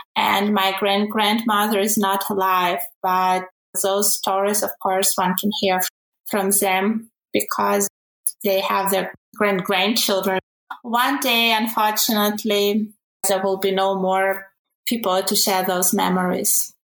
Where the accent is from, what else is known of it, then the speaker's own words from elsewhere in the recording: Ukraine; now in Germany; originally I come from Ukraine.